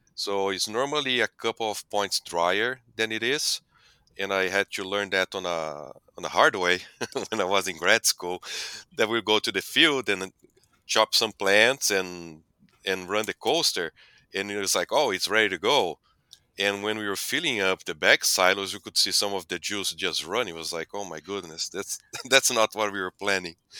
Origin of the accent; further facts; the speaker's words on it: Brazil; moved away as an adult; also born or lived in Delaware, United States; now in United States; I'm originally from Brazil. I grew up on a dairy that became a beef operation. Then I came to U S to pursue my, uh, P H D